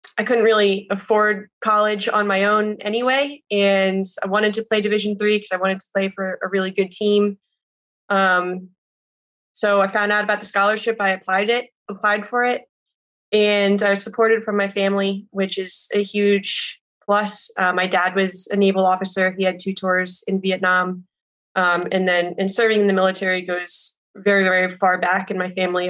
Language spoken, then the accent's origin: English; New Jersey, United States; born and raised in New Jersey